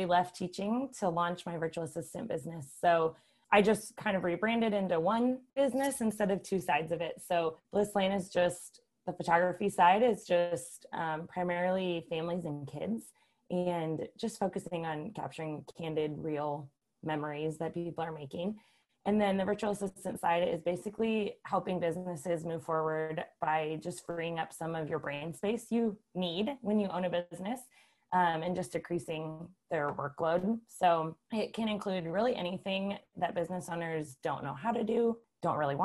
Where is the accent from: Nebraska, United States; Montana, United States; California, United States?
Nebraska, United States; Columbus; moved away as an adult; now in Lincoln, United States; I'm originally from Columbus, Nebraska.